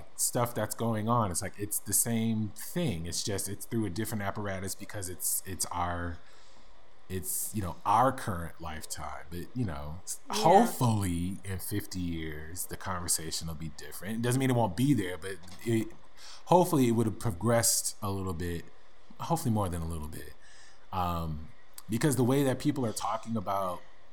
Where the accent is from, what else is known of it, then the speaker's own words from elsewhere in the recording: United States; I am an American